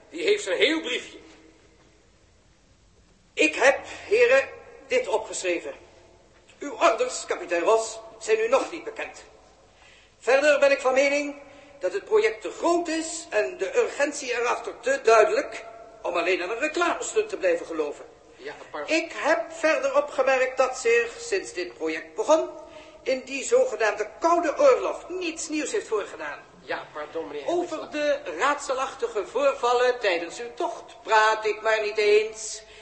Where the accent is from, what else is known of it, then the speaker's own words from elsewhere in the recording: Rotterdam, South Holland, Netherlands; Ik, eh, ik ben bootwerker uit Rotterdam.